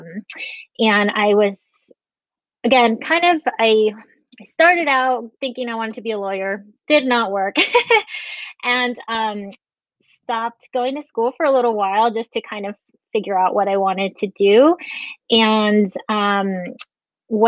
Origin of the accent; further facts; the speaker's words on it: Las Vegas, Nevada, United States; also born or lived in Guatemala / Henderson, Nevada; we moved here from Guatemala and have been here ever since. I've traveled a little bit, but basically have been in Vegas all my life